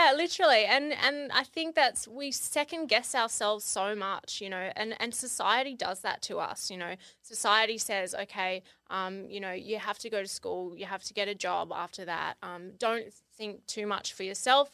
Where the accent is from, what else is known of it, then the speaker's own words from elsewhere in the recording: Kangaroo Island, South Australia, Australia; I grew up on Kangaroo Island, which is a little island. Well, it's not little, but it's an island off the coast of South Australia